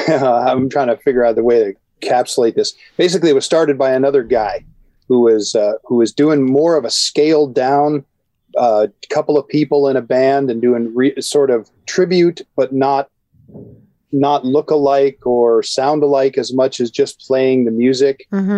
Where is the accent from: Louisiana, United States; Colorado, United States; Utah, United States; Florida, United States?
Colorado, United States; moved away as an adult; also born or lived in Washington, D.C. / North Idaho; now in Ireland; Born in D.C., raised in Colorado, and came here from North Idaho.